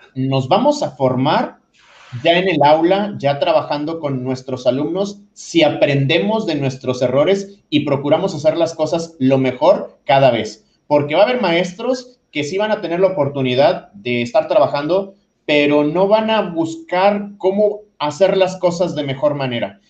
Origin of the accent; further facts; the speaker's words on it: Nuevo León, Mexico; aquí en, Nuevo León, yo soy de Nuevo León